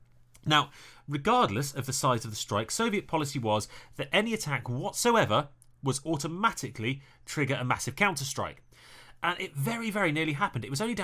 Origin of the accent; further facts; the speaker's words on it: Maryland, United States; I'm from Maryland. My gosh, everything here is so small and old.